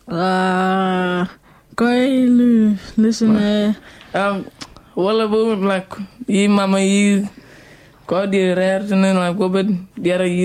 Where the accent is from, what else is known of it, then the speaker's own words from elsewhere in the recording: Papua New Guinea; I have never been to Iran, and you know, I I grew up in Papua New Guinea